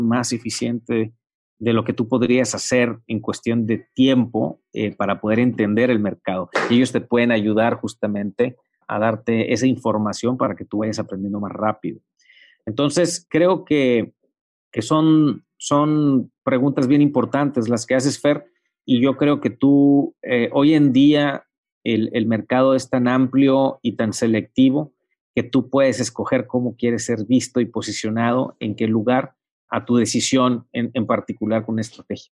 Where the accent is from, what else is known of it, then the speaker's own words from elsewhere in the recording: Mexico; also born or lived in Baja California; somos mexicanos